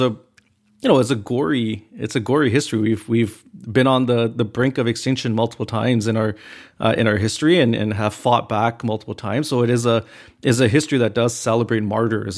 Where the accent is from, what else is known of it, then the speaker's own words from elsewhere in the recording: Canada; I'm a Canadian, I'm born and raised here